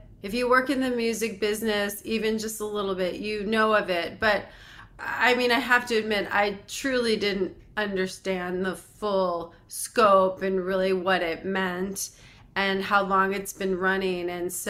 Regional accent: Connecticut, United States; Well, I'm very happy to report I'm from Connecticut originally

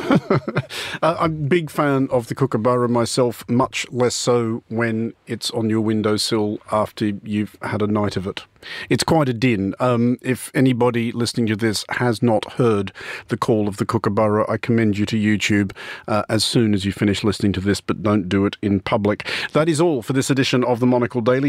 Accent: Australia; as an Australian

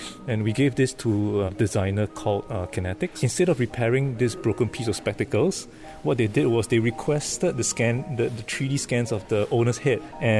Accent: Singapore; I'm from Singapore.

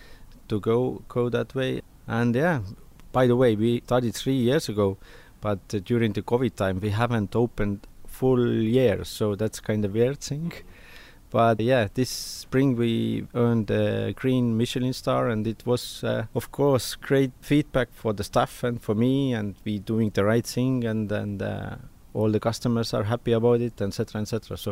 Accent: Saare County, Estonia; English is a second language; Yeah, I'm come from Saaremaa, for example.

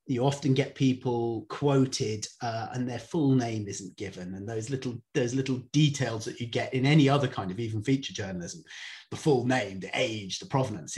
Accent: Cornwall, South West England, United Kingdom; moved away as an adult; also born or lived in Indonesia; I'm from Cornwall, so I'm a surfer

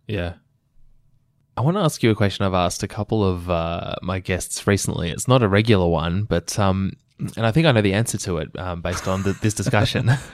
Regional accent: Melbourne, Victoria, Australia; my hometown, Melbourne, Australia

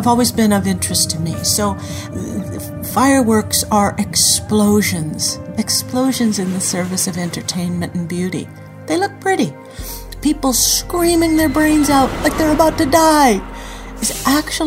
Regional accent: Anaheim, California, United States; I grew up in Anaheim, California

